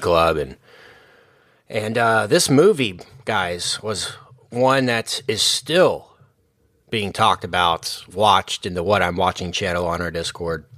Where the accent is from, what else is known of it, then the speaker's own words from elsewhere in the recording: Texas, United States; we're all from Texas